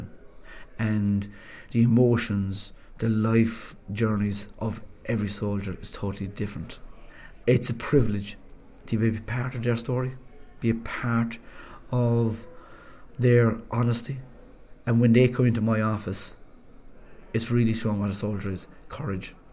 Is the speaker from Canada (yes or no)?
no; Cork, Munster, Ireland; moved away as an adult; also born or lived in Fermoy; now in Stafford, United Kingdom; I'm an Irishman from Cork